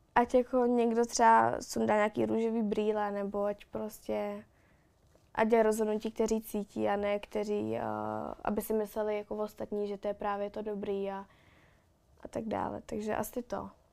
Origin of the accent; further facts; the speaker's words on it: Louny, Ústí nad Labem Region, Czechia; já jsem z Loun, takže jsem měla v Lounech přítele